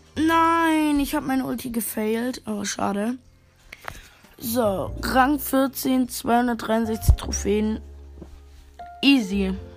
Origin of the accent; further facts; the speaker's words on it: Germany; ich komme aus Deutschland